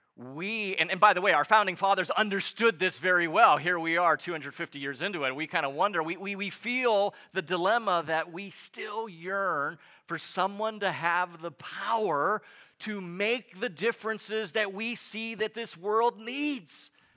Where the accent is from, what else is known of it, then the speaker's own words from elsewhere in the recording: United States; as an American